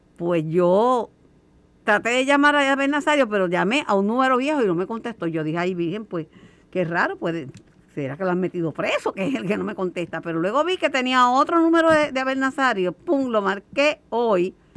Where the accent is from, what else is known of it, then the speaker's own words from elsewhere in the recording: Puerto Rico; somos muchos los puertorriqueños que vivimos con un joven